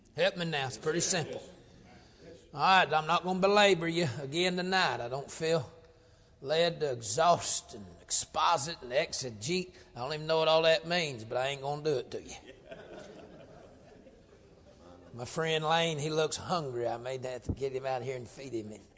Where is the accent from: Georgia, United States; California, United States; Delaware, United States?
Georgia, United States; moved away; I come up from Georgia